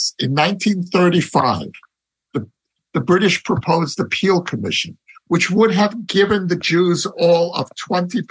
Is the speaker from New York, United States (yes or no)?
yes; New York City, New York, United States; now in Israel; growing up in Brooklyn